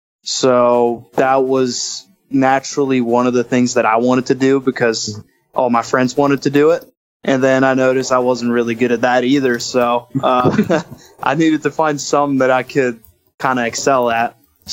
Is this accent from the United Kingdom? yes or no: no; Oslo, Norway; moved away as an adult; now in Stillwater, United States; I'm from Oslo, Norway